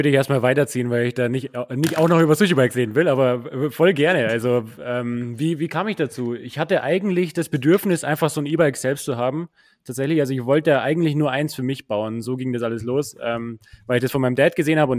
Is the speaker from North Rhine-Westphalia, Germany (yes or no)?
no; Munich, Bavaria, Germany; ich bin Münchner.